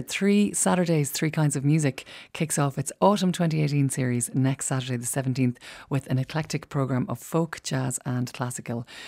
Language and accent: English; Tullamore, County Offaly, Ireland; my hometown of Tullamore